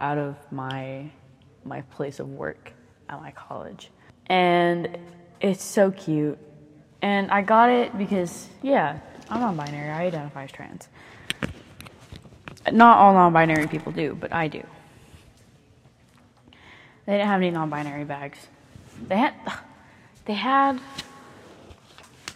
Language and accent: English; the South, United States; accent: southern; I just noticed my accent. There it is. It's not a negative thing to have a southern accent